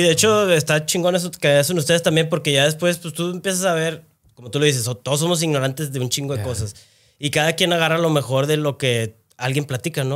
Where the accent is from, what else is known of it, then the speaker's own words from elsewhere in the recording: Monterrey, Nuevo León, Mexico; yo soy de acá de Monterrey